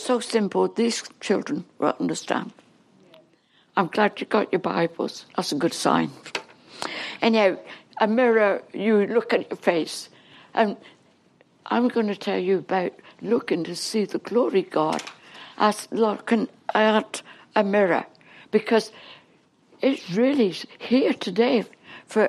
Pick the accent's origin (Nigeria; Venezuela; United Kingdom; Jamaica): United Kingdom; England; accent: English; moved away as an adult; now in Canada; Now, I'm English. I can't talk Canadian yet. I never will. No, they're really English, but I'm like born and bred in England, and I just can't get rid of my English talk.